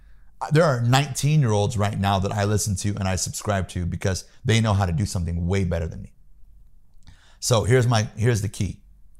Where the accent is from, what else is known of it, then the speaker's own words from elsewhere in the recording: Peoria, Illinois, United States; moved away; I'm from Peoria, Illinois. Yeah. I was born and raised in the Midwest.